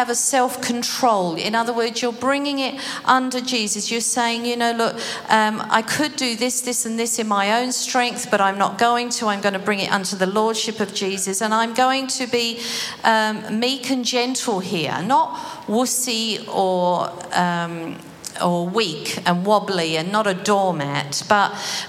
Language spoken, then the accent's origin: English; United Kingdom; now in Australia; I suppose it's being British too.